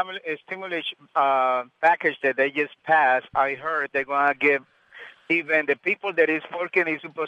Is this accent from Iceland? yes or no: no; Colombia; now in United States; Originally, I'm from Colombia, but I've been here in the States 30 years.